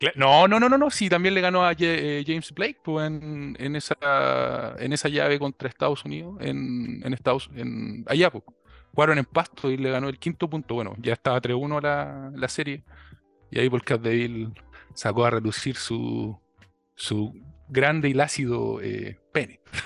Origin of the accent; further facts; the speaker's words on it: Chillán, Ñuble, Chile; moved away as an adult; also born or lived in Santiago, Chile; now in Ireland; mi ciudad, mi ciudad natal, eh, que me vio crecer y que me vio fracasar, más no triunfar, e irme de, Chillán